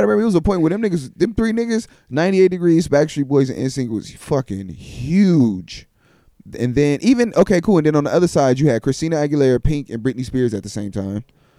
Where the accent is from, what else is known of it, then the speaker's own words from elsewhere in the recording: Tennessee, United States; I was raised in Tennessee.